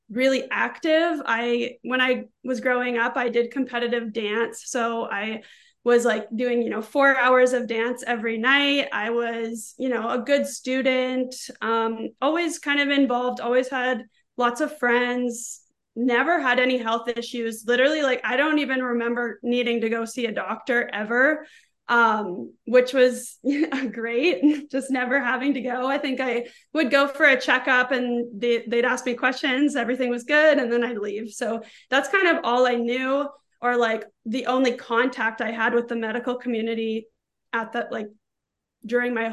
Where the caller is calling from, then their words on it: St. Thomas, Ontario, Canada; Yeah, I'm calling in from Southern Ontario. So I'm in St. Thomas, actually. Um, so it's a couple hours south of Toronto.